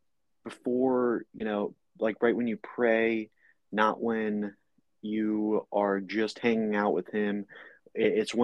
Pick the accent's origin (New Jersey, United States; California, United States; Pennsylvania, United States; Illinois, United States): New Jersey, United States; I'm from New Jersey